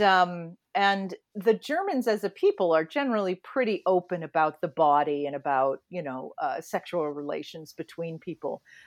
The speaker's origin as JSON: {"language": "English", "region": "New England", "country": "United States", "tie": "born or raised there", "said": "I was raised in New England, in Puritan New England"}